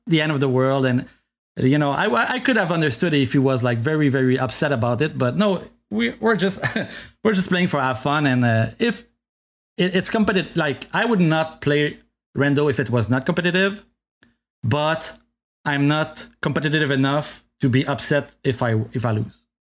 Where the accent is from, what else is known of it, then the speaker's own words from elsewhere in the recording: Canada; first language French; English is a second language; I'm French from Canada